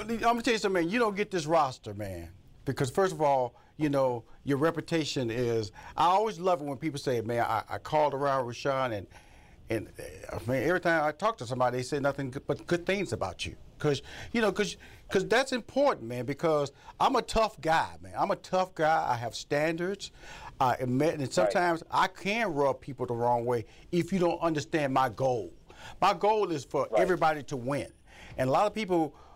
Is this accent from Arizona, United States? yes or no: no; Houston, Texas, United States; moved away; also born or lived in Los Angeles, California; I come from Fifth Ward, Texas